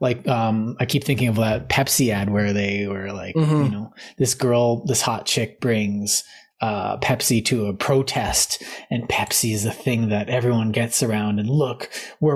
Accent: Canada; part of my identity is being Canadian.

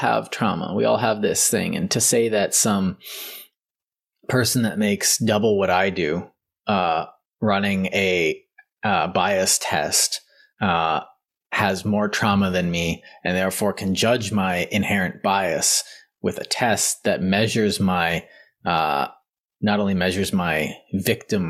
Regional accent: Canada; I'm Canadian

